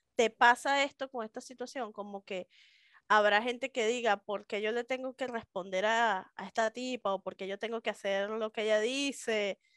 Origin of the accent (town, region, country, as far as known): Venezuela; moved away as an adult; now in Mexico